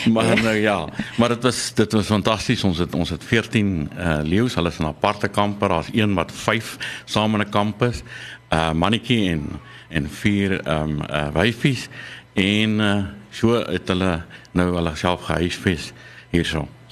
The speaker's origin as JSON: {"language": "Afrikaans", "town": "Nelspruit", "region": "Mpumalanga", "country": "South Africa", "tie": "born or raised there", "also_born_or_lived": "Western Cape", "moved": "yes", "said": "ek is daar van Mpumalanga, uh Nelspruit"}